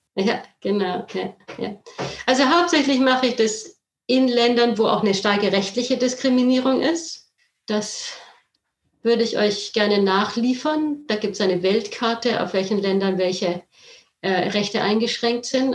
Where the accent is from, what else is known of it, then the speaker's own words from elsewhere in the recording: Southern Germany, Germany; also born or lived in Berlin; now in near Ludwigslust, Germany; Geboren bin ich in Süddeutschland.